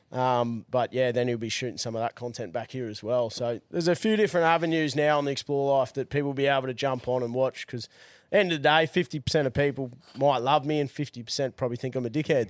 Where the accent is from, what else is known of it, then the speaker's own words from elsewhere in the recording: Brisbane, Queensland, Australia; also born or lived in Gold Coast; I grew up in Brizzy